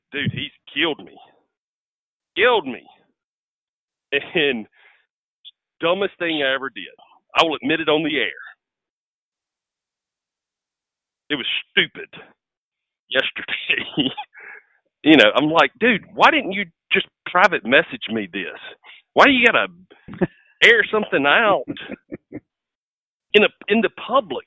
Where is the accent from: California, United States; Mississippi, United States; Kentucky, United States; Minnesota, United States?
Mississippi, United States; accent: redneck; I'm from Mississippi. I'm going to sound different.